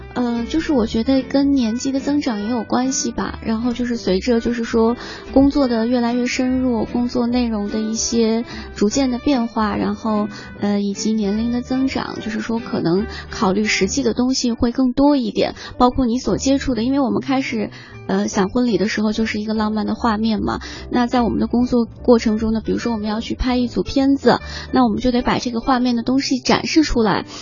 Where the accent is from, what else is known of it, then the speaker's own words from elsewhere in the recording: Gansu, China; moved away as an adult; also born or lived in Qingdao; now in Beijing, China; 我是甘肃人， 甘肃人， 嗯， 到北京来上学。